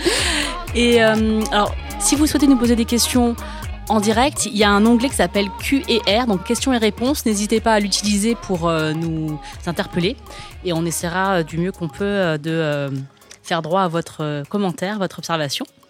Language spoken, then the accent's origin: French; France; je suis née, j'ai grandi en France